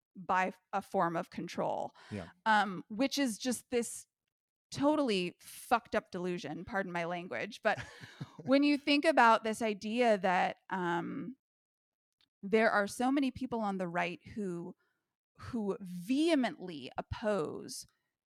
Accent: California, United States; growing up in the California school system

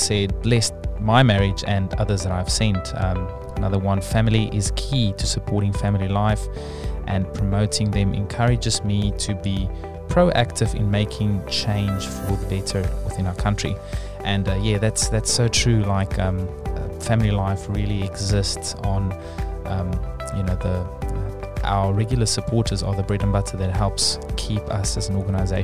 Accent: South Africa; now in New Zealand; as a South African

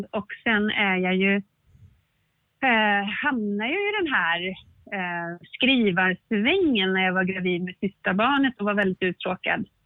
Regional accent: Stockholm County, Sweden; born there; now in Dalarna, Sweden; Nej, nej jag kommer ju inte från Dalarna. Jag är ju född utanför Stockholm, men jag har bott i Dalarna i 20 år någonting sånt där.

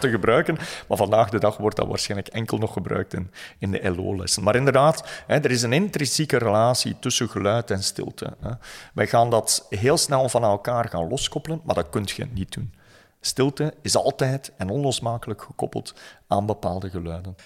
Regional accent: West Flanders, Belgium; Ik ben opgegroeid in West-Vlaanderen

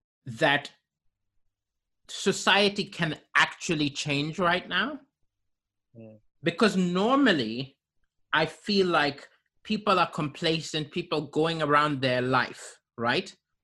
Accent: Kenya; also born or lived in Malawi / Zambia; Because I grew up in African countries like Kenya and Malawi and Zambia, I never ever expected those in power who set the rules to follow the rules.

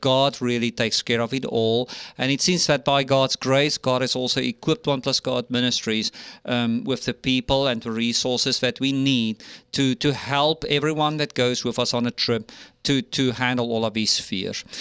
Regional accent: South Africa; moved away as an adult; now in United States; my home country in South Africa

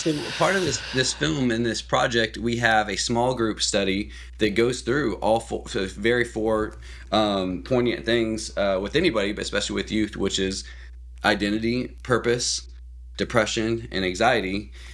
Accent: Columbia, Missouri, United States; moved away as an adult; now in Oklahoma, United States; I'm actually from Missouri originally, in Columbia, Missouri area.

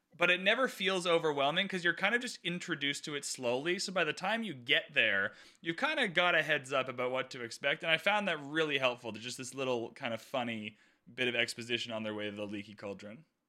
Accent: Canada; I'm Canadian

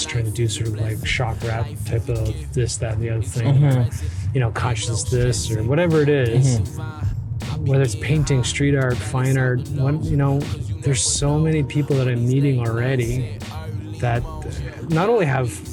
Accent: Toronto, Ontario, Canada; as somebody from from Toronto, I'm Korean

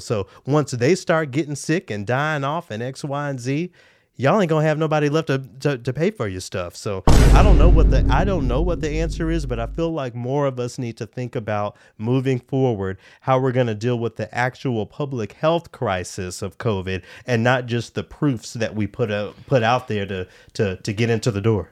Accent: Memphis, Tennessee, United States; now in Minneapolis, United States; my hometown of Memphis

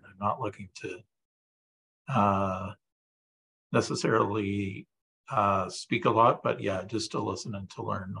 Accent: Ontario, Canada; I was born in Ontario

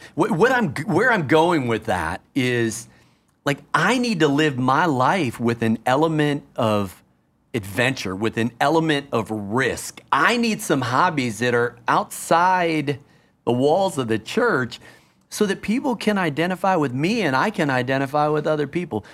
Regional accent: Minneapolis, Minnesota, United States; now in Washington, D.C., United States; I was born in Minneapolis

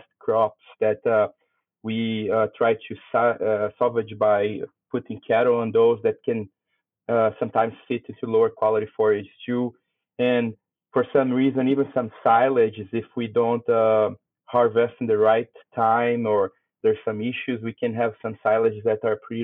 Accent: Brazil; moved away as an adult; also born or lived in Canada; now in Saskatchewan, Canada; I'm originally from Brazil

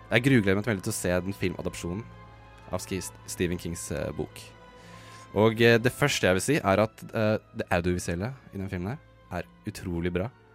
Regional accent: Norway; som nordmann

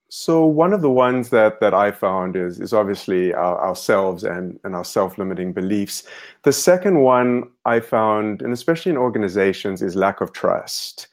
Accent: South Africa; moved away; I grew up in South Africa

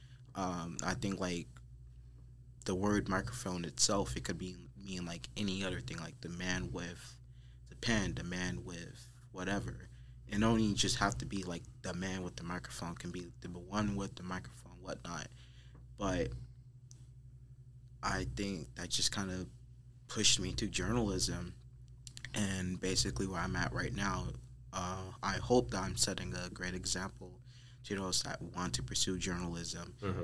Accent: Flint, Michigan, United States; I am from Flint, Michigan, born and raised.

